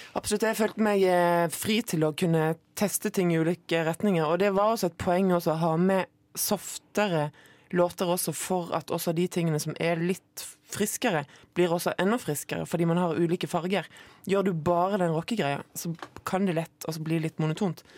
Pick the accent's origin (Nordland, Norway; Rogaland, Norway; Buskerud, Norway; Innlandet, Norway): Rogaland, Norway; Moi; det er sånn man staver det på Moi, der jeg kommer fra